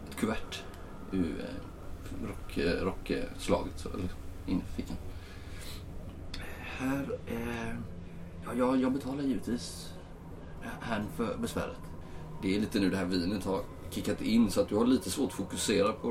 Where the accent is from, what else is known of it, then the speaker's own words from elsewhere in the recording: Småland, Sweden; also born or lived in Stockholm / Uppsala; Jag är från Sverige. Ja, jag är från eh, Sverige. Ja, Småland närmare bestämt, men